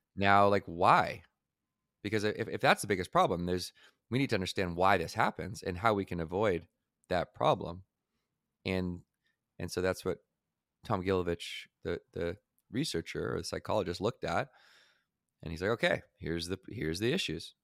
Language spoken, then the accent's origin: English; Victoria, British Columbia, Canada; where I grew up in Victoria, British Columbia, just by Vancouver